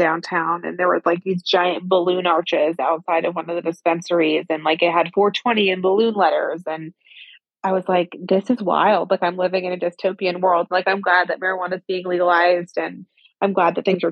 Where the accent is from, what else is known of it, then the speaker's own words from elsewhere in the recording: Northern California, United States; I grew up in Northern California